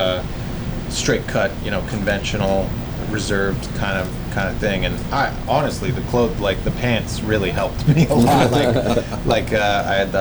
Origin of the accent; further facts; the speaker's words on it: Utah, United States; moved away; I grew up in Utah